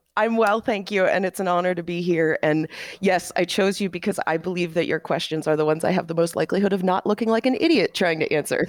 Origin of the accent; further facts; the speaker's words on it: Pittsburgh, Pennsylvania, United States; now in Albuquerque, United States; I'm from Pittsburgh, Pennsylvania originally, but I currently live in Albuquerque, New Mexico.